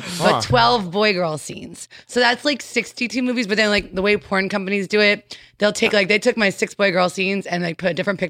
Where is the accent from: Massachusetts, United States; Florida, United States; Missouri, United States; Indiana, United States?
Florida, United States; Boca Raton; From Florida. I'm from Boca Raton.